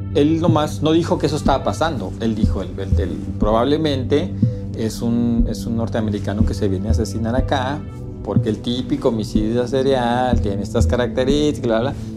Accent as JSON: {"language": "Spanish", "town": "Ciudad Juárez", "region": "Chihuahua", "country": "Mexico", "tie": "born or raised there", "said": "yo soy de aquí, yo soy originario de, Ciudad Juárez"}